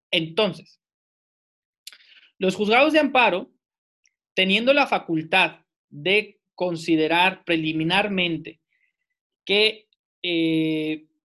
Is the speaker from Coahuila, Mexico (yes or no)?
yes; Saltillo, Coahuila, Mexico; yo soy de Saltillo, residente en la ciudad de Saltillo, con domicilio en Saltillo